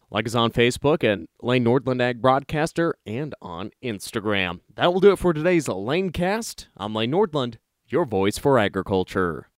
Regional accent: Lewistown, Montana, United States; moved away; where I was raised in Lewistown, Montana

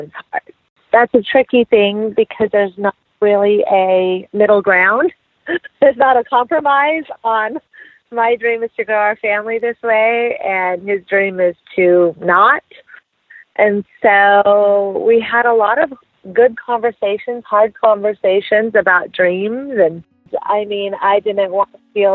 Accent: Las Vegas, Nevada, United States; moved away as an adult; now in San Francisco, United States; I live in San Francisco right now. I grew up in Las Vegas, but we've been here in the Bay Area for the last 11 years.

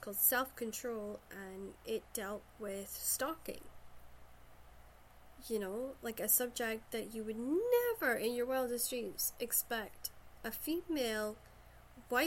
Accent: Shetland, Scotland, United Kingdom; I'm from Shetland, so we're very close neighbours

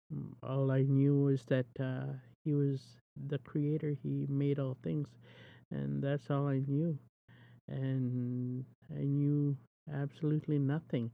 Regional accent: Cote First Nation reserve, the Prairies, Canada; I'm from the prairies, and I'm Soto. I come from the Côte Indian Reserve

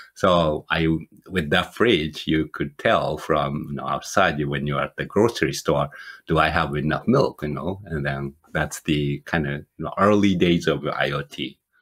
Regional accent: Japan; moved away as an adult; also born or lived in Michigan; now in United States; I'm originally from Japan and moved to the United States, you know, 20 some years ago.

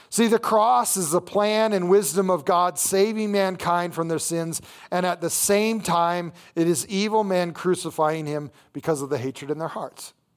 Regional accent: Las Vegas, Nevada, United States; I grew up in Las Vegas

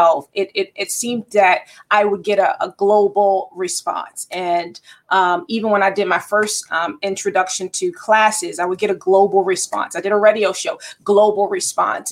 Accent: Baltimore, Maryland, United States; also born or lived in Towson, Maryland; I was born and raised in Baltimore, Maryland. I spent some years here and there, but mostly Baltimore is my hometown

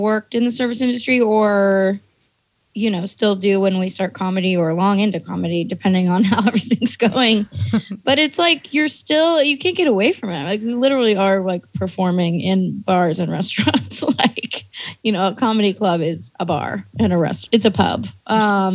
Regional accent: the Bay Area, California, United States; also born or lived in Portland / New York; now in Los Angeles, United States; I grew up in the Bay

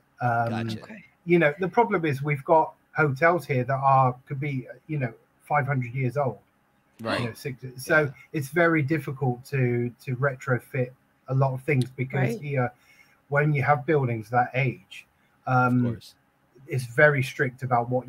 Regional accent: United Kingdom; we're British. So, you know, we moan if it's bad weather.

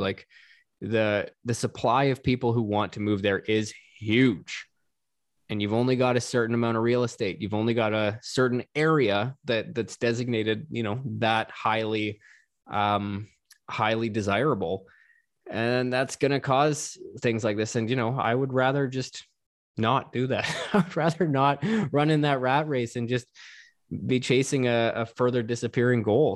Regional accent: Canada; As a Canadian

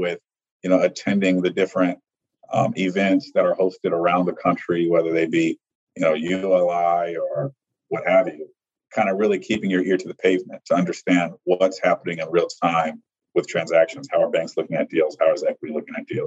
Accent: Chicago, Illinois, United States; I'm from Chicago. Mm-hmm. And so I grew up in downtown Chicago

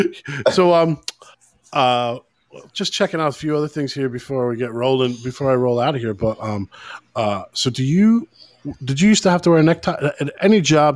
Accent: United States; now in Dublin, Ireland; being the American here in Ireland

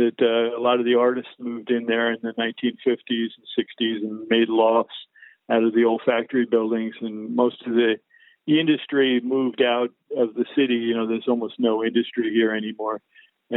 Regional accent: Long Island, New York, United States; also born or lived in Jamaica, Queens, New York City; now in New York City, United States; I was born in Jamaica in Queens, which is, you know, New York City limits. And then mom and dad moved out to the southern part of the island about 1955. And I went to school out there

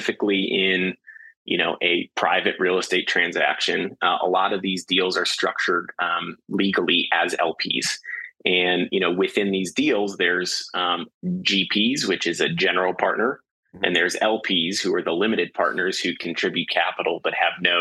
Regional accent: St. Louis, Missouri, United States; moved away as an adult; also born or lived in Houston, Texas; now in Austin, United States; I was born and raised in St. Louis, Missouri, moved to Austin in 2009 to go to UT and study finance

